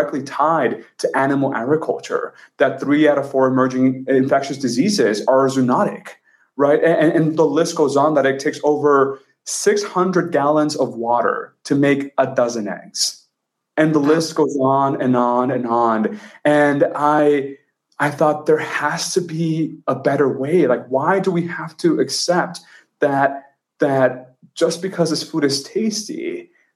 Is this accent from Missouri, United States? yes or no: no; Texas, United States; moved away as an adult; now in San Francisco, United States; I grew up in Texas and I'm Mexican by heritage